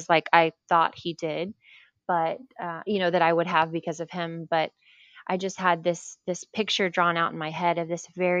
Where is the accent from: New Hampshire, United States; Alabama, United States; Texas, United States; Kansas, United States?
Texas, United States; Nacogdoches; now in Pearland, United States; I was born in Nacogdoches. So very East Texas